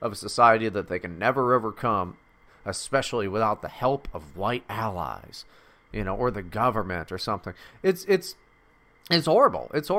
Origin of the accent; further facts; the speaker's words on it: West Virginia, United States; moved away; also born or lived in Mississippi; I was fucking born in Mississippi, raised in West Virginia